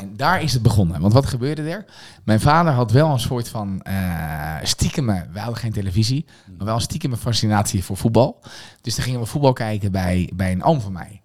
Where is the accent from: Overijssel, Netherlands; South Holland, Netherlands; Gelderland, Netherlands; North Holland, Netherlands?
Gelderland, Netherlands; Scherpenzeel; moved away as an adult; also born or lived in Amersfoort; Ik ben geboren in een heel streng gereformeerd dorpje, dat deed Scherpenzeel. Daar heb ik ook mijn hele jeugd heb ik daar doorgebracht